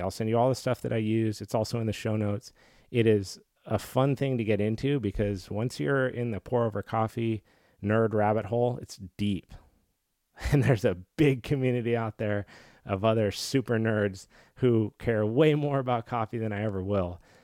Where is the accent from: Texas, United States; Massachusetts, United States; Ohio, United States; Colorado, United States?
Colorado, United States; I grew up in Colorado